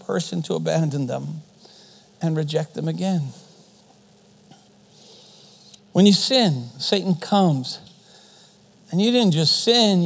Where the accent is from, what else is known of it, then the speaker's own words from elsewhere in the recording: Canada; first language German; English is a second language; mom and dad came from Germany. And so German is my first language. We lived in a German community. There was really no need for me to speak English, so I didn't. And then for some reason in Canadian schools, they want you to speak English.